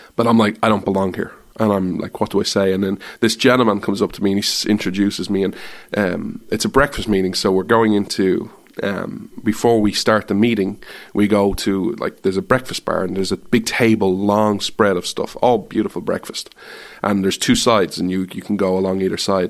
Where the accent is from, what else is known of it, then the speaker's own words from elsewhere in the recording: Ireland; moved away as an adult; now in United States; I'm Irish